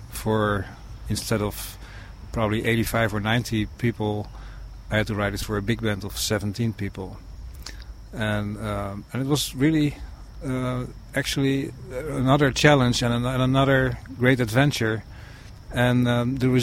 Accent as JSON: {"language": "English", "country": "Netherlands", "moved": "yes", "said": "back in my country where I'm from the Netherlands"}